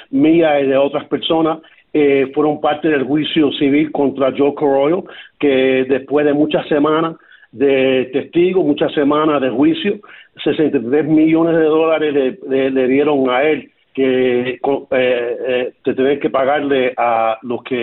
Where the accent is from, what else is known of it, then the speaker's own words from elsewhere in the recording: Cuba; moved away; Yo, yo, yo llegué a Cuba, de Cuba en 1968 y lo que me dolió a mí más que nada, que siempre he tenido como cubano un orgullo de mi comunidad